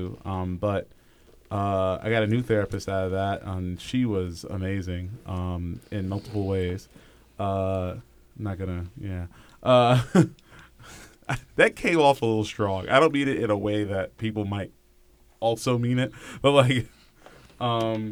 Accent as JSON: {"language": "English", "region": "New York", "country": "United States", "said": "I'm from New York."}